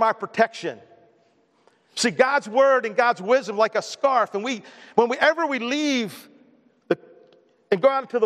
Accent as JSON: {"language": "English", "town": "Baltimore", "region": "Maryland", "country": "United States", "tie": "born or raised there", "moved": "as an adult", "said": "I grew up in Baltimore"}